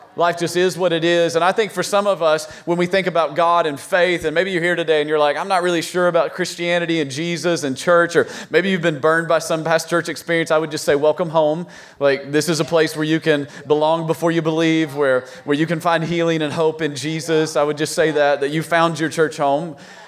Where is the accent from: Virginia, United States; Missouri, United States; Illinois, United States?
Virginia, United States; we're from Virginia, so we have all the four seasons, right?